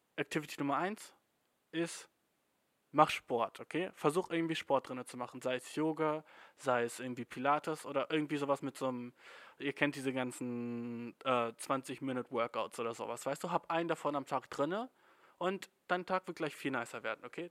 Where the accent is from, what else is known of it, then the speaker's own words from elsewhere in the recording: Germany; als Deutscher